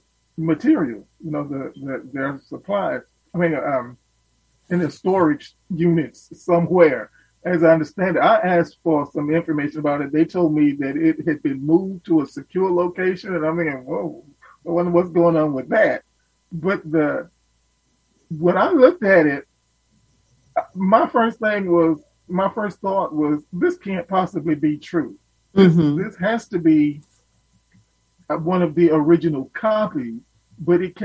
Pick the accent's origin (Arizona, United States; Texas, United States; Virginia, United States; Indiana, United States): Texas, United States; as a Texan